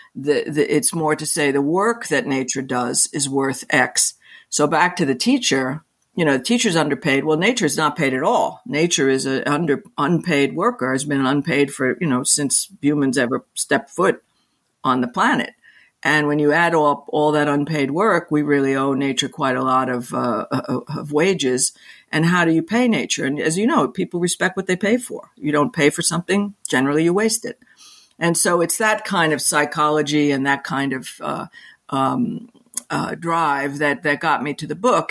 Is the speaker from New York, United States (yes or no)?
yes; New York City, New York, United States; I'm a I'm a New Yorker. I live in New York City and New York State, and I was born here